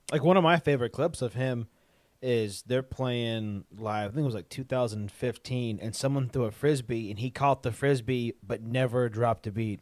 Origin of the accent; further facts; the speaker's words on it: Mississippi, United States; We're from Mississippi